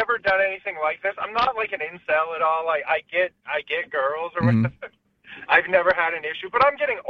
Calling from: California, United States

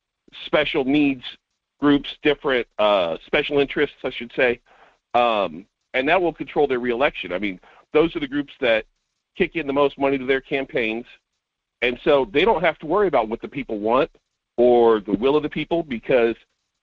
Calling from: North Pole, Alaska, United States; This is … from North Pole.

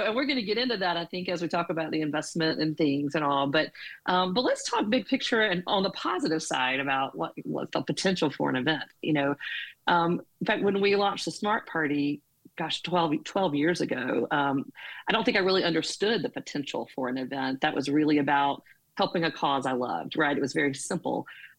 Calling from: Birmingham, Alabama, United States; I'm in Birmingham, Alabama.

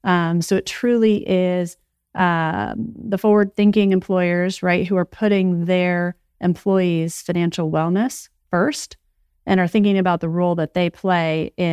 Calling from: New Jersey, United States; I am calling in from New Jersey.

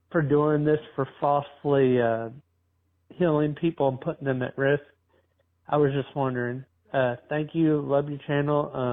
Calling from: Indiana, United States; Hey, Owen. … I'm from Indiana.

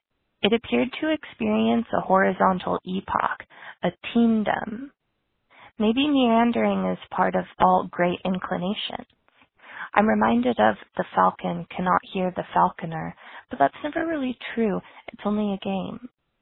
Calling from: Santa Barbara, California, United States; I'm calling from Santa Barbara, California

